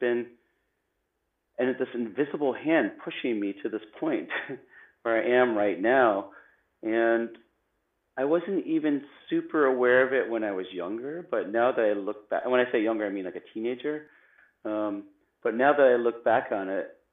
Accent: Canada; I grew up in Canada. I grew up in a small town, and I grew up on a lake.

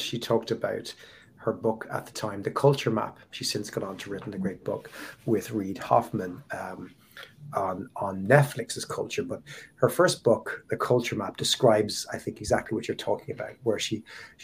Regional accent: Ireland; as an Irish person, heavily influenced from an Anglo kind of UK culture

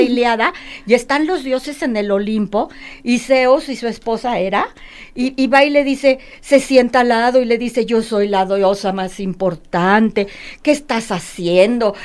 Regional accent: Mexico City, Mexico; now in Guadalajara, Mexico; yo soy de México DF, nosotros somos de México DF

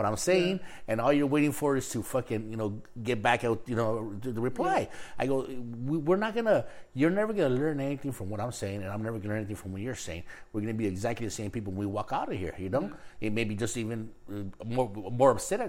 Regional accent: Los Angeles, California, United States; also born or lived in Mexico; we grew up in East LA and there was no blacks

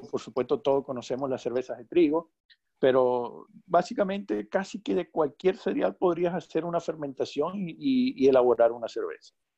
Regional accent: Venezuela; Ciertamente tú y yo somos de Venezuela

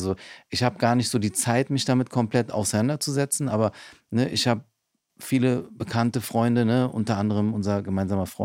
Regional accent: Berlin, Germany; Ich bin in Neukölln aufgewachsen.

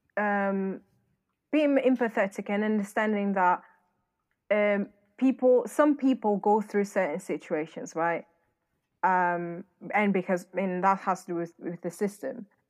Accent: Northern Portugal, Portugal; also born or lived in London / Manchester; now in United Kingdom; I grew up in northern part of Portugal, which is a very, very white area

